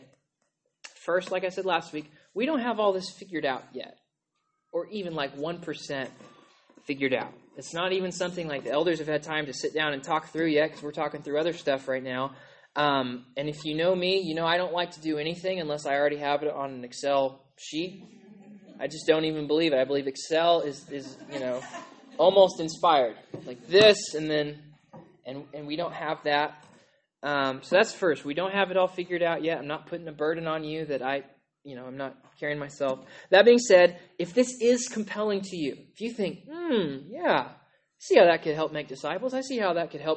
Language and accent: English; United States; as an American in an established church